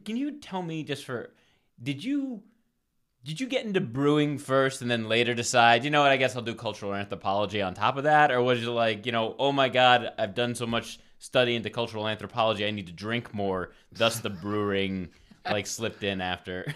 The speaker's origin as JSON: {"language": "English", "town": "Providence", "region": "Rhode Island", "country": "United States", "also_born_or_lived": "Ohio / Colorado / Omaha / California", "moved": "as an adult", "lives_now": "Los Angeles, United States", "said": "I'm from Providence, Rhode Island"}